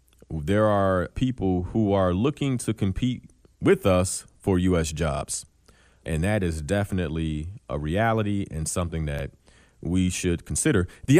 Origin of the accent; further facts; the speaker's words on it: Chicago, Illinois, United States; So as a Chicagoan, I might say to myself, I need to get this degree.